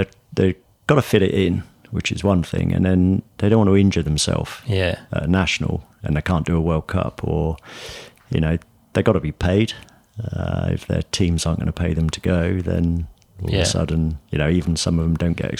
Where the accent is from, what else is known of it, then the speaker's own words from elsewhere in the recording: Newbury, South East England, United Kingdom; moved to a company in my hometown in Newbury.